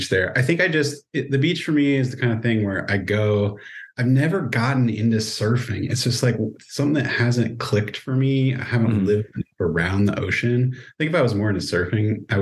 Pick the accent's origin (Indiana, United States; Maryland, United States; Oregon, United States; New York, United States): Oregon, United States; I grew up in Oregon